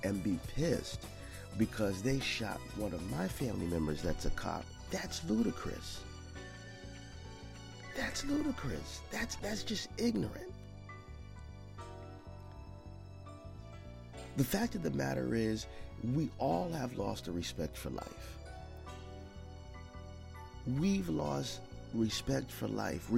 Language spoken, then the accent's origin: English; United States; as an American people, as an African American people